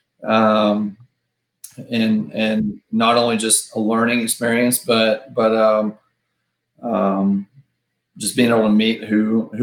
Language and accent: English; Princeton, Texas, United States; also born or lived in McKinney, Texas; growing up in Princeton, you know, when I was growing up, we had to go to McKinney for everything